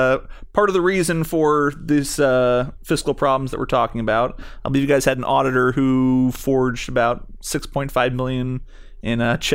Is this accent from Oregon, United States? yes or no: no; Chicago, Illinois, United States; I just want to know, as a Chicagoan, if you guys have any plans to get back on track.